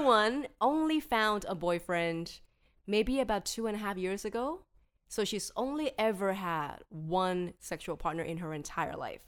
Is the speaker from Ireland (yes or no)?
no; Hong Kong; I'm born and bred in Hong Kong